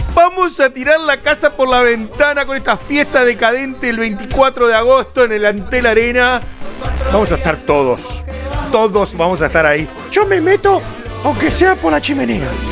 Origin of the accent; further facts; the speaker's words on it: Uruguay; nuestro Uruguay